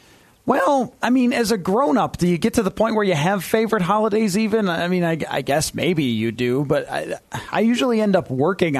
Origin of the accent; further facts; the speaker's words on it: Buffalo, New York, United States; now in Minnesota, United States; I grew up, George, in Buffalo, New York, the land of the wing.